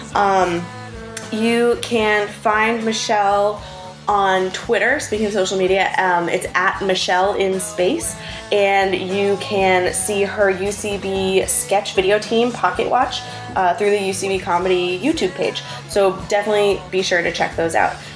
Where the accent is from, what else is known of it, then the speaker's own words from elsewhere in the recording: Boston, Massachusetts, United States; I grew up in Boston